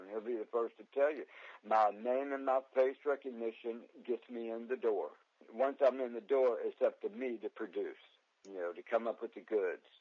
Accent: Houston, Texas, United States; moved away as an adult; also born or lived in New York; Growing up in Houston

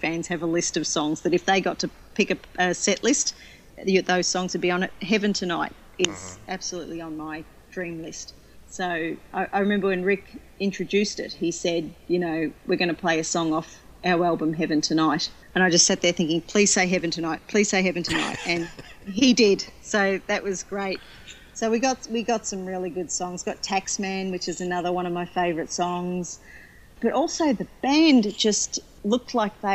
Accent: Sydney, New South Wales, Australia; my hometown gig here in Sydney

